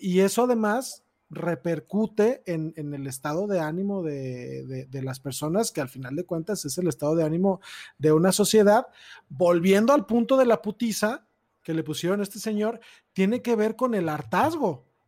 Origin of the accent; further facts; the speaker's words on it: Tonalá, Jalisco, Mexico; yo crecí en Tonalá, Jalisco